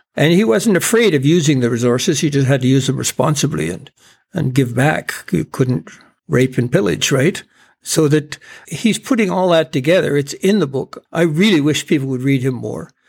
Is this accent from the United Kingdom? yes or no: no; Campbell River, British Columbia, Canada; growing up in Campbell River